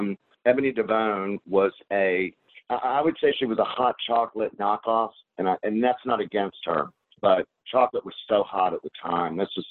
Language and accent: English; Charlotte, North Carolina, United States; moved away as an adult; also born or lived in West Hollywood; I was born and raised in Charlotte, North Carolina. I'm back in Charlotte, North Carolina.